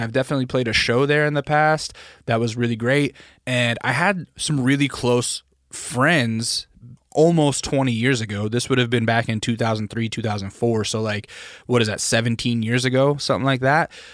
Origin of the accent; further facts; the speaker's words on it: Alaska, United States; growing up in Alaska, we had BB gun fights